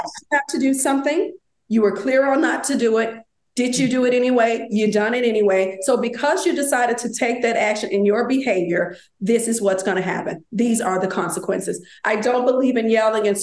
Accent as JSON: {"language": "English", "town": "Memphis", "region": "Tennessee", "country": "United States", "tie": "born or raised there", "said": "When I was growing up in Memphis, Tennessee"}